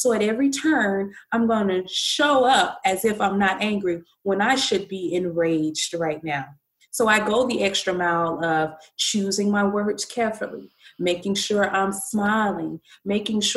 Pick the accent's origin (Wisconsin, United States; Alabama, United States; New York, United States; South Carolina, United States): Alabama, United States; Birmingham; growing up in the South, grew up in Birmingham, Alabama